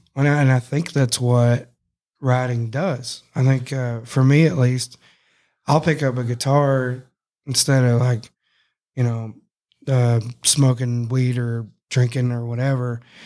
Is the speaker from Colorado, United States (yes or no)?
no; Cross Plains, Texas, United States; I grew up in Cross Plains that one year